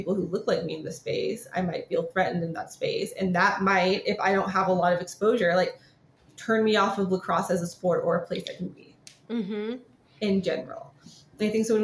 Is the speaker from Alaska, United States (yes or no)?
no; California, United States; California. It's here.